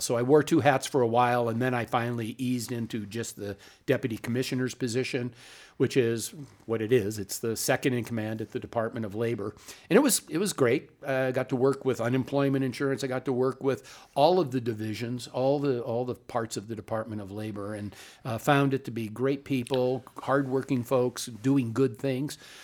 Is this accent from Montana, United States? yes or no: yes; Butte, Montana, United States; I'm a Montanan. I grew up in Butte, a little community just down the road here